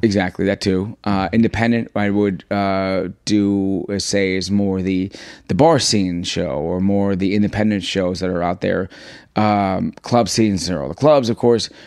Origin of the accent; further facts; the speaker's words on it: New York City, New York, United States; I was born here. I was raised in Jackson Heights, Queens